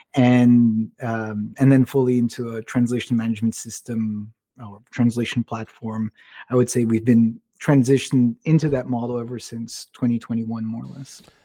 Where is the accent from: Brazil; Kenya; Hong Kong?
Brazil; I was born and raised in Brazil, grew up speaking Portuguese, English, and Spanish